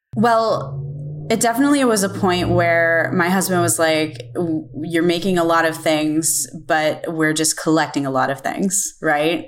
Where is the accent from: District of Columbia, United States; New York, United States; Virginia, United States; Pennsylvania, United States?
Pennsylvania, United States; Pittsburgh; I am from Pittsburgh, Pennsylvania, and I am a potter